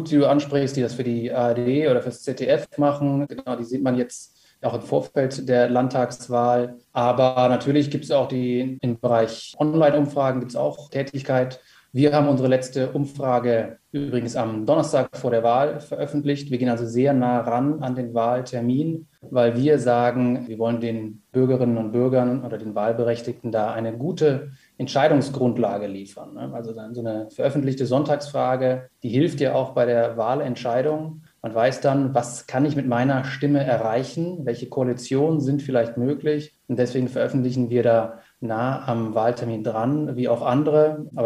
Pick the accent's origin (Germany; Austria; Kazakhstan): Germany; Rhineland; ich bin Rheinländer, da bin ich zumindest groß geworden